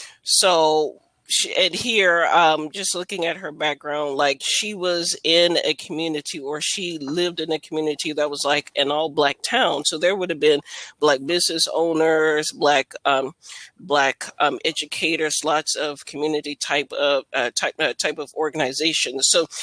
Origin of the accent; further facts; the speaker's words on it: Alabama, United States; now in Virginia, United States; coming from an African-American background myself, I'm from Alabama, so I was raised in the South.